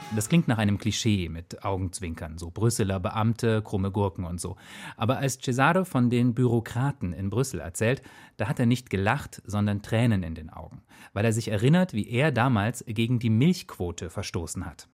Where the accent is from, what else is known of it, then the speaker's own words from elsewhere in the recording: Thuringia, Germany; in meiner Heimat Thüringen. Ich war damals vielleicht sieben, acht Jahre alt